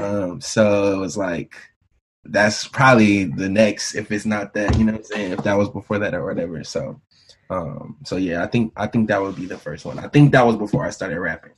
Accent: Bristol, Virginia, United States; also born or lived in Marion, Virginia; I grew up Bristol, Virginia, small town in Virginia.

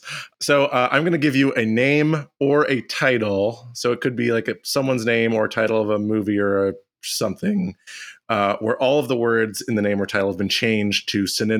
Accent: South Carolina, United States; Now, I grew up in South Carolina.

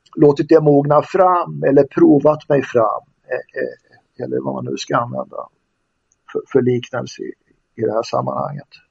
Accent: Västerås, Västmanland, Sweden; Jag är uppvuxen i Västerås

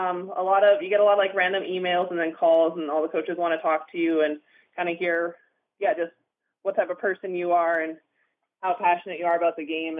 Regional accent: Houston, British Columbia, Canada; Even when I was growing up in BC, I would have to clarify that I was from British Columbia because most people have never heard of Houston before.

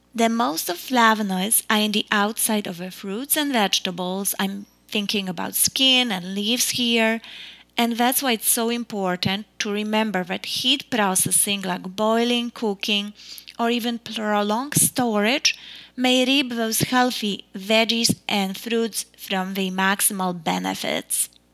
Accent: Poland; now in United States; growing up in Poland

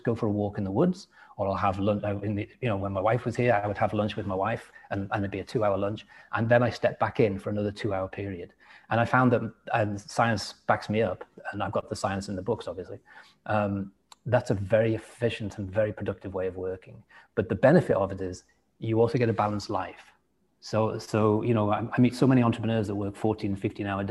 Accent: England, United Kingdom; accent: English; it's not easy for me to change my accent because they can still hear a little bit of English in it

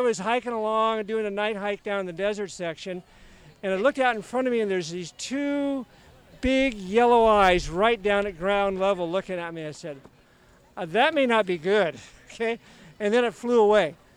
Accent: Northern California, United States; I'm from Northern California

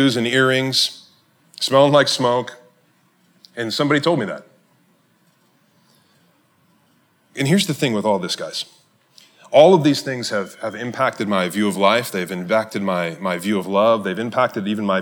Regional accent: Cleveland, Ohio, United States; now in Madison, United States; I grew up in Cleveland, Ohio

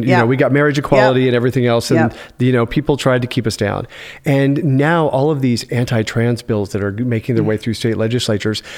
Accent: Yuma, Arizona, United States; also born or lived in Indiana / Denver / Albuquerque; now in Los Angeles, United States; I grew up in Yuma, Arizona

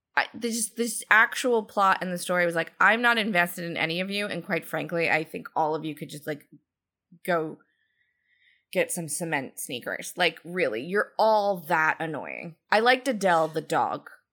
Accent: Georgia, United States; I come to everything from the South from a Georgia perspective

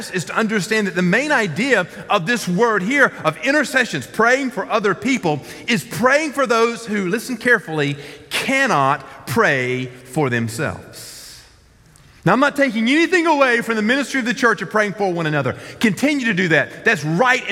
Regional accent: the South, United States; I grew up in the South

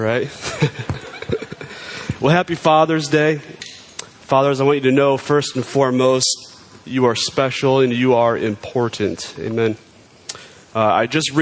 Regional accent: New York, United States; I'm a New Yorker

